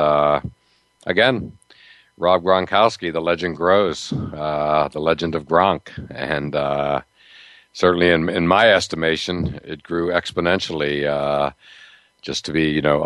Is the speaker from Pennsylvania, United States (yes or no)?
yes; Pittsburgh, Pennsylvania, United States; moved away; I grew up in the Pittsburgh area